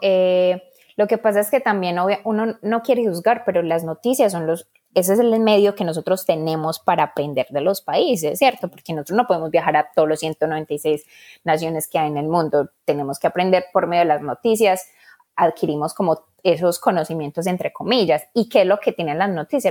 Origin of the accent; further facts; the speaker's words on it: Colombia; moved away as an adult; now in United States; soy colombiana